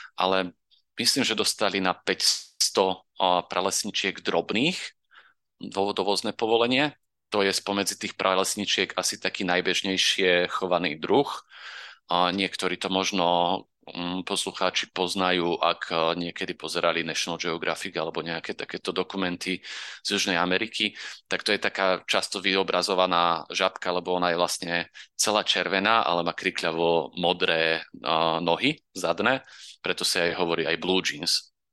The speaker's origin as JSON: {"language": "Slovak", "area": "Orava", "region": "Žilina Region", "country": "Slovakia", "said": "u nás na Orave"}